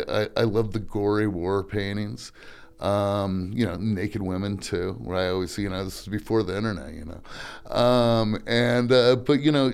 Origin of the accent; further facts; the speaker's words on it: Lincoln, Nebraska, United States; also born or lived in New York; I was born in New York, but really I grew up in Lincoln, Nebraska